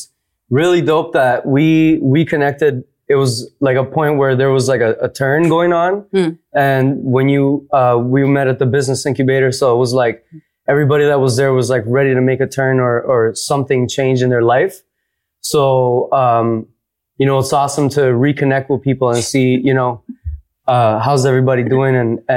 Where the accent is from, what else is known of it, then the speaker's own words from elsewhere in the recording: Toronto, Ontario, Canada; But yes, I am straight up from Toronto.